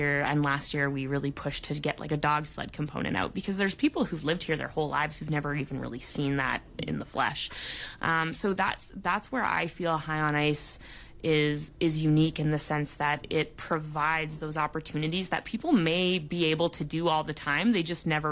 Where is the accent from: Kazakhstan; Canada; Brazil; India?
Canada; Vancouver Island, British Columbia; moved away; I grew up on Vancouver Island, where we didn't really get winter